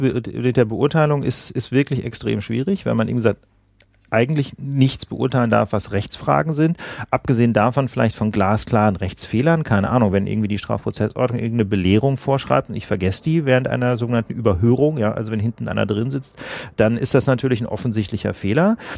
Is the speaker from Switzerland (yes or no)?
no; West Germany, Germany; now in Berlin, Germany; Ich komme ja nicht aus Berlin, sondern aus Westdeutschland, wie man hier sagt